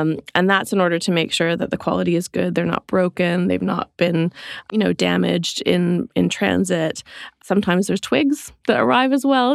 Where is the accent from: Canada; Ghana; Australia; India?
Canada; moved away as an adult; also born or lived in London; now in Suffolk, United Kingdom; I grew up in Canada, which is where my accent is from